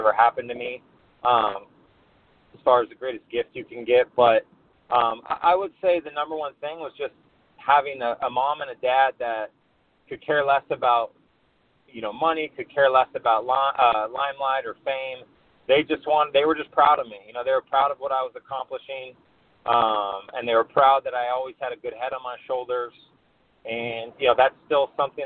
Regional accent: Santa Ana, California, United States; I actually grew up in Santa Ana

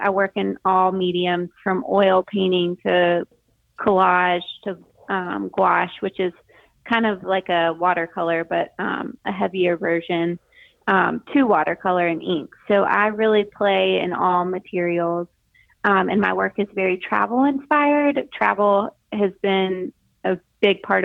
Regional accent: Greenville, South Carolina, United States; also born or lived in Dallas, Texas / Charleston, South Carolina; I am originally from Greenville, South Carolina, which is where I live now.

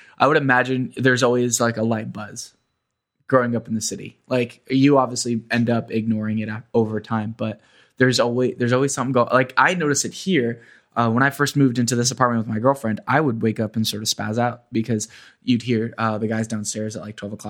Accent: Kissimmee, Florida, United States; moved away as an adult; now in New York, United States; I grew up in Kissimmee

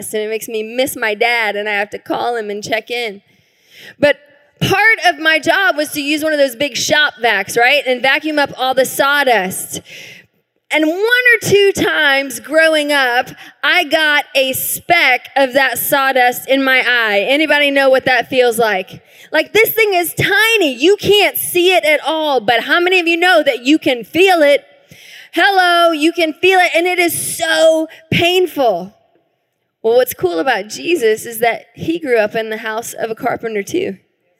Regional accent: the South, United States; now in Tacoma, United States; I grew up in the South

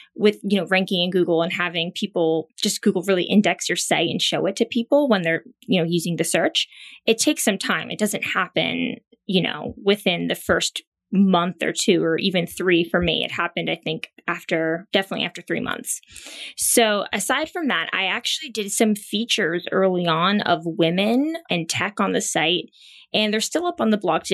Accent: Pennsylvania, United States; moved away as an adult; also born or lived in Thailand; now in New York, United States; where I grew up in Pennsylvania

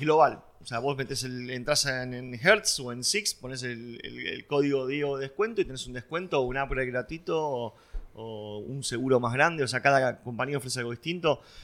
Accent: Buenos Aires, Argentina; yo nací en Villurquiza, eh, tenía una hora de viaje todos los días, me levantaba 5 y media, 6 menos 20 de la mañana, iba en colectivo hasta, hasta Plaza de Mayo.

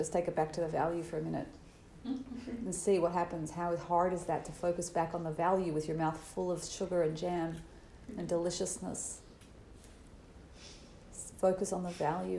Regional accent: Australia; I'm Australian

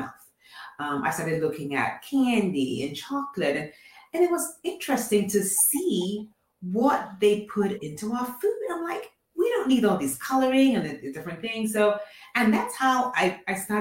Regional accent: Nigeria; also born or lived in England; now in Atlanta, United States; I'm originally from Nigeria, born in England, and then now I live in Atlanta.

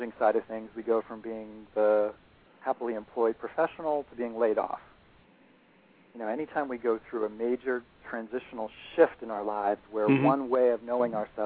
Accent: Boston, Massachusetts, United States; I'm from Boston

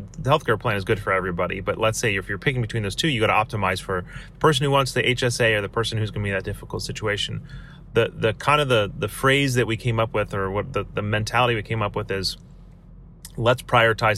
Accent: United States; I have power as an American, as a Westerner

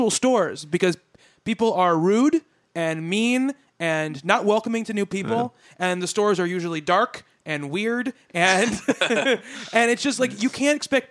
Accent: Long Island, New York, United States; we're all from Long Island.

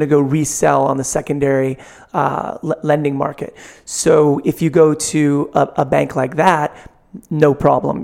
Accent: San Francisco, California, United States; growing up here, you know, probably like everybody's hometown, it was just my hometown

